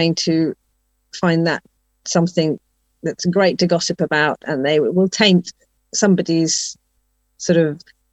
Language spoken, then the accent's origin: English; England, United Kingdom; home for me is always going to be England, because that's where I was born and brought up